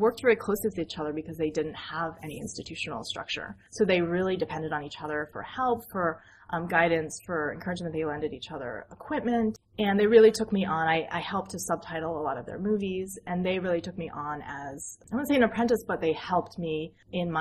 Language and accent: English; United States; I'm American.